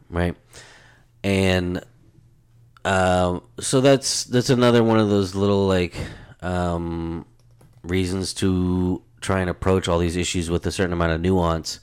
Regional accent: United States; as an American, as a United States citizen, and, um, you know, living within that culture

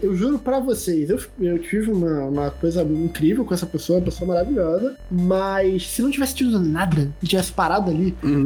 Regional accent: Rio de Janeiro, Brazil; eu sou do Rio de Janeiro

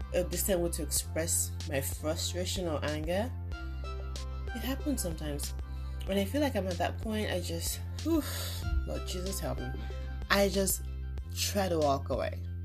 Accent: Nigeria; moved away as an adult; now in United States; I grew up in Nigeria, at least up till I was in my 20s

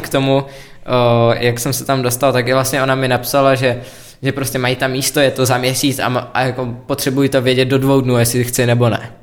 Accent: Czechia; jsem Čech

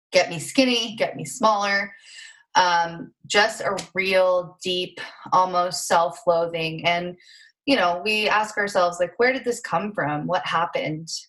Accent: rural Montana, United States; Um, and so I grew up in Montana, rural Montana, which I'm so grateful for, and currently live uh, in rural Montana as well.

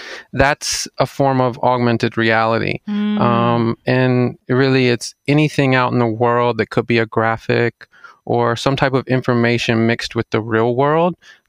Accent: Jackson, Mississippi, United States; also born or lived in Clinton, United States / Madison, United States; I mean, I grew up in Mississippi. So Jackson, Mississippi, actually. Moved around a little bit in Mississippi, like Clinton and then Jackson and then an area called Madison.

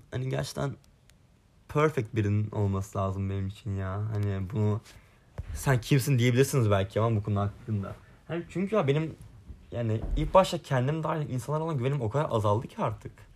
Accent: Sinop, Turkey; moved away as an adult; now in Istanbul, Turkey; ben Kütah memleketime geldim, Kütahya Sinop'a.

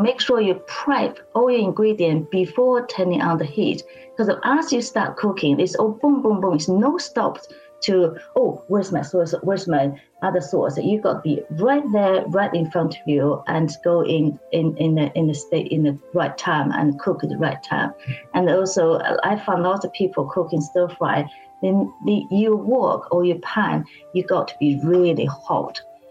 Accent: Beijing, China; moved away as an adult; now in United Kingdom; I was born and bred in Beijing

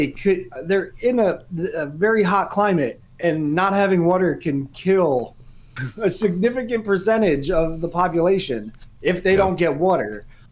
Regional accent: United States; As an American

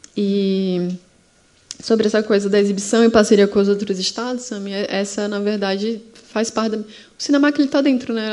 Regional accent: Sergipe, Brazil; Sergipe é maravilhoso, gente. Eu falo aqui os problemas, mas porque eu amo a minha terra mesmo

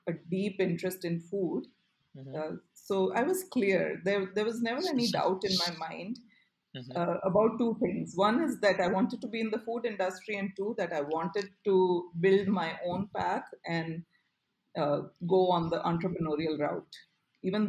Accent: Ahmedabad, Gujarat, India; I grew up in Ahmedabad

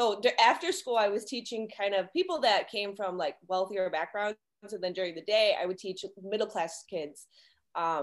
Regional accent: Detroit, Michigan, United States; I am from Detroit, Michigan

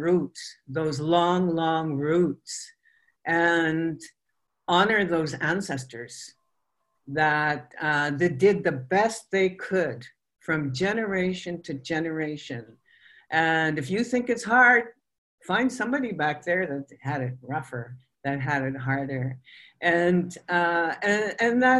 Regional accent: Fort McMurray, Alberta, Canada; I was born in Fort McMurray

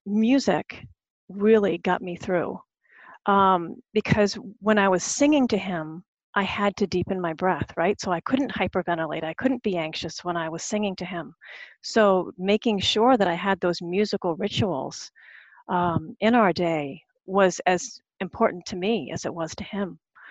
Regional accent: Searsmont, Maine, United States; I grew up in the Methodist church, is one of the things that I come to, you know, it's like, because it always brings me back to the Searsmont Methodist church, standing between my mom and my dad

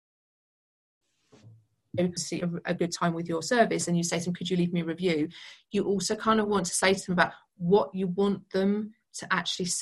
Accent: United Kingdom; being British

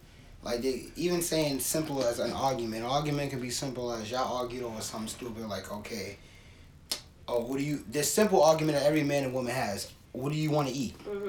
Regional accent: the South, United States; accent: Southern; I'm from the South.

